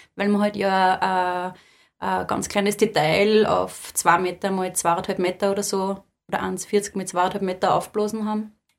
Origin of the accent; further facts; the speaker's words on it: Lower Austria, Austria; ich komme da aus Niederösterreich